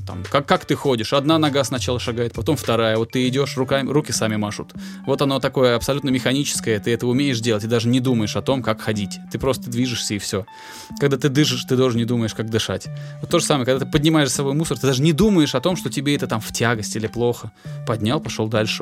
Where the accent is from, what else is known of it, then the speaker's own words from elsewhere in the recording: Volgograd, Volgograd Oblast, Russia; в Волгограде, откуда я родом